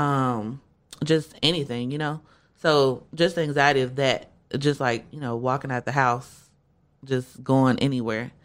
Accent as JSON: {"language": "English", "town": "Shreveport", "region": "Louisiana", "country": "United States", "tie": "born or raised there", "said": "I am from Shreveport, Louisiana"}